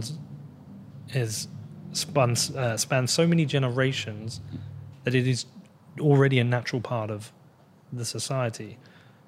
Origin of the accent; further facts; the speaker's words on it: United Kingdom; I am British